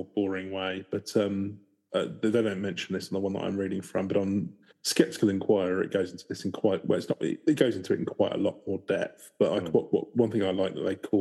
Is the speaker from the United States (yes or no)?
no; England, United Kingdom; I'm English